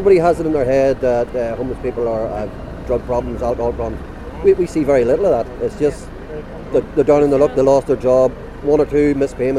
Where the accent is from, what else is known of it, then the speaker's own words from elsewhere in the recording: Newry, Northern Ireland, United Kingdom; We're from Newry, County Down, yeah.